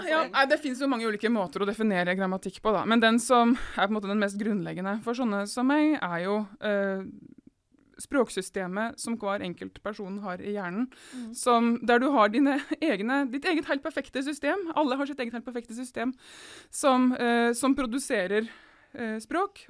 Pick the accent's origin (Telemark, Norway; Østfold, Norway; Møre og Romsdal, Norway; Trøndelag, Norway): Telemark, Norway; Seljord; jeg Kommer fra Seljord i Telemark